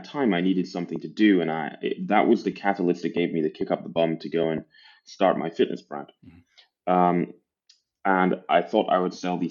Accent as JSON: {"language": "English", "town": "Aberdeen", "region": "Scotland", "country": "United Kingdom", "tie": "born or raised there", "also_born_or_lived": "England", "accent": "mishmash", "said": "I'm from Northeast Scotland. My accent doesn't necessarily give it away. My accent's a bit of a mishmash. Born in England, raised in Scotland, from an oil town. So Aberdeen in Scotland is like our version of Houston, but less sunny."}